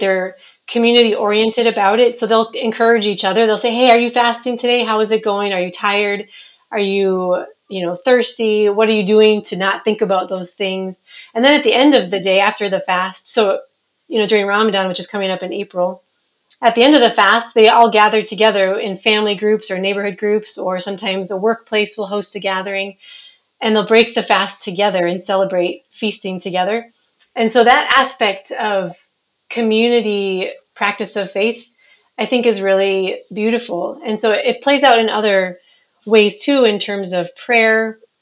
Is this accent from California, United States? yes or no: no; Minnesota, United States; moved away as an adult; also born or lived in Somaliland; now in Djibouti; I'm from Minnesota originally, but in 2003, my family, my husband and I, and our two year old twins moved to Somaliland